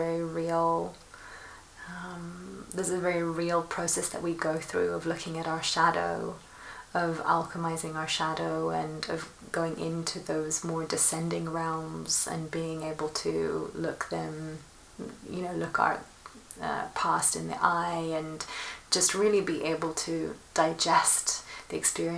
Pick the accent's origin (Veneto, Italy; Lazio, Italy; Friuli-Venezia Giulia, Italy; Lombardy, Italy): Lombardy, Italy; Milan; moved away; also born or lived in London / Rome; I grew up in Milan, between Milan and London